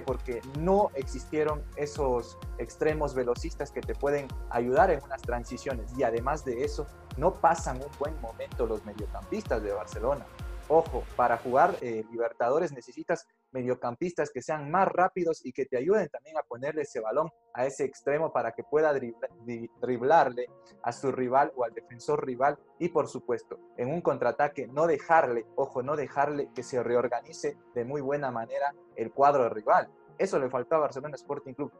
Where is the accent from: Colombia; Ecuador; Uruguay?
Ecuador; a nosotros como ecuatorianos